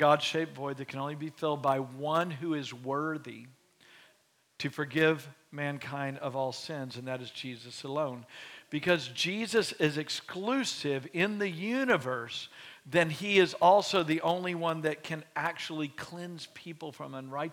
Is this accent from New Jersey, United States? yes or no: no; Beaumont, Texas, United States; now in Waco, United States; my hometown of Beaumont, Texas